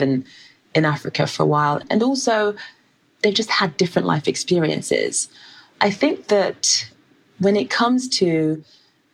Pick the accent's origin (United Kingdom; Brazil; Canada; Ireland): United Kingdom; London; you are a Black girl growing up in South London without much money